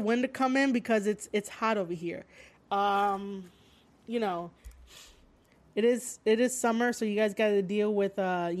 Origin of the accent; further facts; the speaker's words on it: Bronx, New York, United States; I am from Bronx, New York.